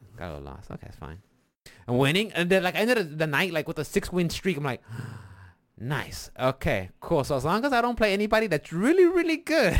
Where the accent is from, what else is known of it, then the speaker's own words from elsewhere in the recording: Texas, United States; we're from Texas